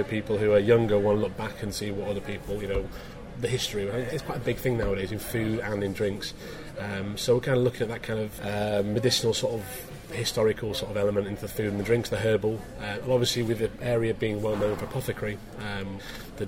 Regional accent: Scarborough, Yorkshire and the Humber, United Kingdom; moved away; I'm from Scarborough in Yorkshire originally

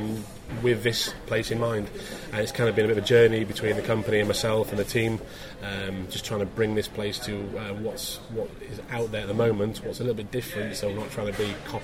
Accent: Scarborough, Yorkshire and the Humber, United Kingdom; moved away; I'm from Scarborough in Yorkshire originally

